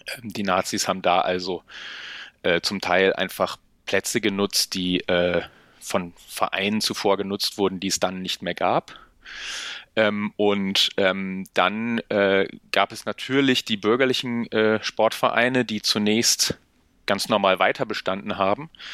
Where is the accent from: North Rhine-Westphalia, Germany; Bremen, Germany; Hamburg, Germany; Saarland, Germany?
Bremen, Germany; ich komme aus Bremen